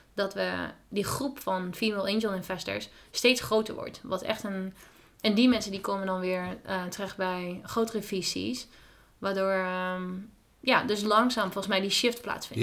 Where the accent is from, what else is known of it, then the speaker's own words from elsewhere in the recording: Twente, Overijssel, Netherlands; moved away as an adult; now in San Francisco, United States; Ik kom zelf uit Twente